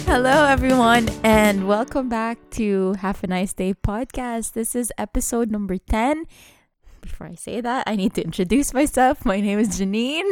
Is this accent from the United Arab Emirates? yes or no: yes; Dubai, United Arab Emirates; growing up in Dubai